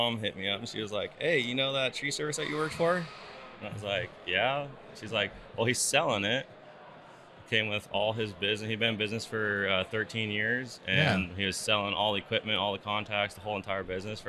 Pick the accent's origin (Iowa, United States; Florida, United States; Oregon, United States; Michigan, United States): Oregon, United States; Prineville; I grew up in Prineville, kind of just my dad and everyone like grew up like logging and stuff like that, cutting trees, firewood, you know. It's a logging area in there